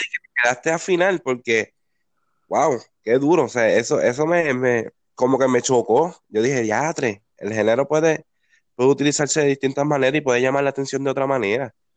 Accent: Peñuelas, Puerto Rico; moved away as an adult; now in Ponce, Puerto Rico; Yo me mudé ahora para Ponce, pero yo era de Peñuela.

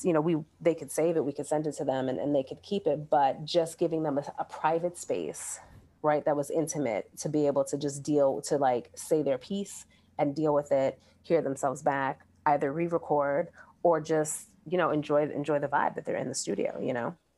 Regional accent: Brooklyn, New York, United States; moved away as an adult; also born or lived in New Orleans; growing up in Brooklyn

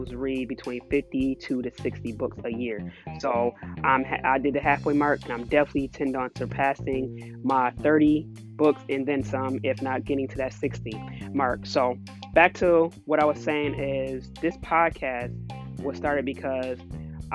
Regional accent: Buffalo, New York, United States; also born or lived in Oakland, California; I'm just a girl that was raised in Buffalo, New York, the East Side.

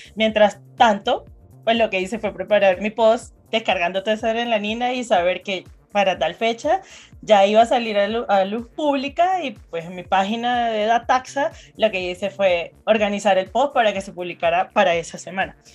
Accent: Venezuela; moved away as an adult; now in Colombia; Yo, orgullosamente venezolana. Nací en Venezuela y hace seis años dejé mi país

